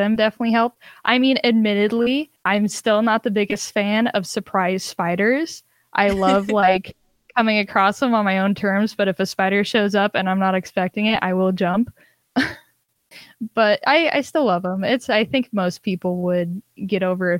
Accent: Minnesota, United States; I'm from Minnesota

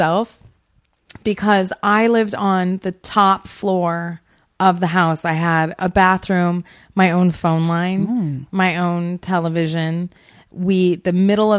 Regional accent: Portland, Oregon, United States; also born or lived in Seattle, Washington; half my life in Seattle and half my life in Portland

